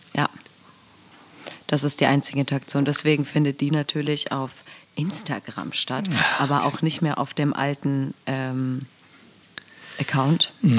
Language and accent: German; Aurich, Lower Saxony, Germany; da wo ich herkomme, gab es früher eine Plattform, die hieß Morphex